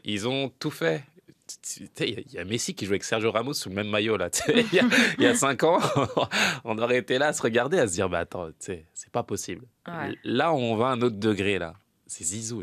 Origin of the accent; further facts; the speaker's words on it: Senegal; en tant que Sénégalais